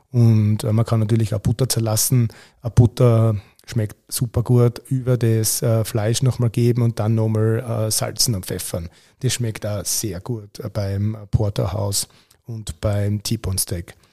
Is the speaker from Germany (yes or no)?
no; Austria; kann man auch in, bei uns in Österreich äh, Rostbraten nennen. Und äh, der Rostbraten wird eigentlich bei uns klassisch gebraten.